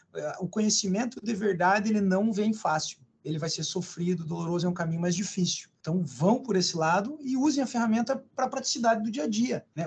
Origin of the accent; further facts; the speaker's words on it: Ponta Grossa, Paraná, Brazil; moved away as an adult; now in Curitiba, Brazil; eu sou nascido em Ponta Grossa, sou pontagrossense, mas também sou já bastante curitibano